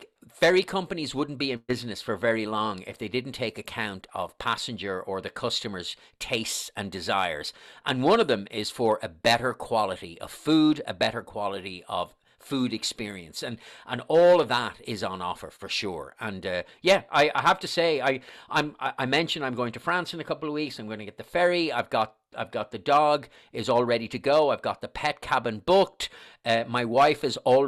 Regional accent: Dublin, Leinster, Ireland; accent: Irish; moved away; you obviously can tell from my accent that I'm Irish

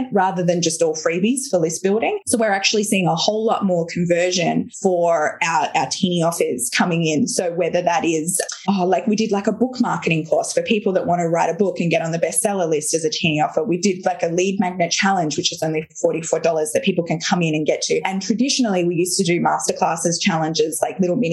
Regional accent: Australia; I'm Australian

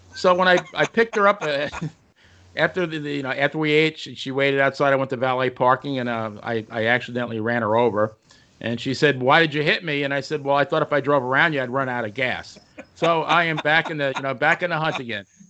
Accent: New York, United States; growing up in New York

